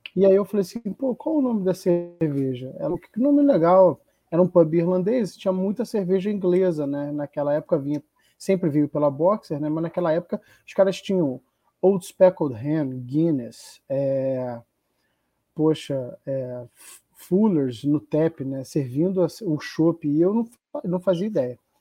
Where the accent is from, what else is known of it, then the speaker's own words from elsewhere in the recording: Rio de Janeiro, Brazil; eu cresci em Copacabana